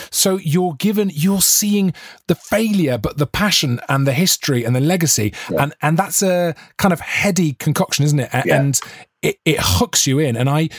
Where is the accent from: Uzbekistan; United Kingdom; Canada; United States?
United Kingdom; Monmouth, Wales; I am Welsh, but I've always thought, well, I'm not really, because I'm from Monmouth, I'm sort of from England.